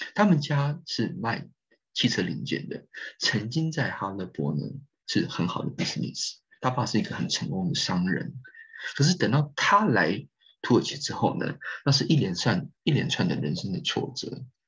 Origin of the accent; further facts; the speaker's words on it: Taiwan; 我们台湾人在Istanbul，或是在安卡拉的大，的硕士班学生或是博士班学生